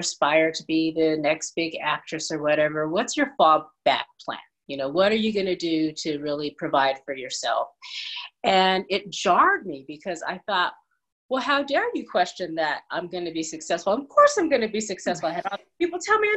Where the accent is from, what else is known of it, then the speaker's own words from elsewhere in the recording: California, United States; also born or lived in Chattanooga, Tennessee; now in Las Vegas, United States; So I was born in Tennessee, in Chattanooga, but moved to California probably around age 4, because that's where my mom was from and her parents.